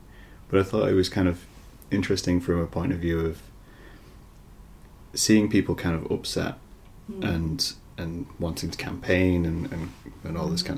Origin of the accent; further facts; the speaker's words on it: Scunthorpe, Yorkshire and the Humber, United Kingdom; now in Lincoln, United Kingdom; And I'm from Scunthorpe, which is tiny.